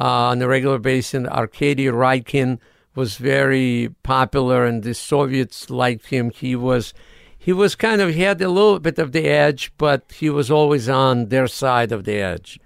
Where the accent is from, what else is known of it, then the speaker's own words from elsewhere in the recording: Odesa, Odesa Oblast, Ukraine; English is a second language; moved away as an adult; now in United States; I'm from Odessa, Ukraine.